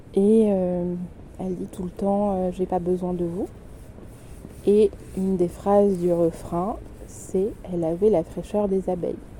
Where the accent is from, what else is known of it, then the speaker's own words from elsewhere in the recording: south of France, France; du sud, euh, de là où j'ai grandi.